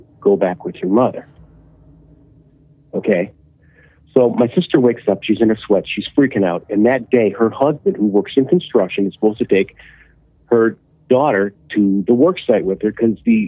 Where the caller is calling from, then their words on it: Illinois, United States; I'm calling from Illinois